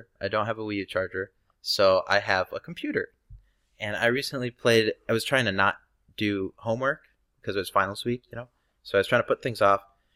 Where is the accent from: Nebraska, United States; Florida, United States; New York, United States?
Nebraska, United States